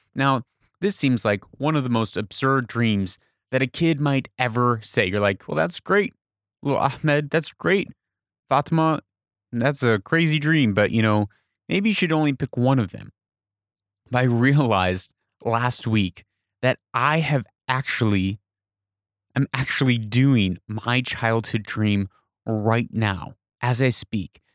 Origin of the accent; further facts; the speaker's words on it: United States; now in Persian Gulf region, Middle East; I'm from America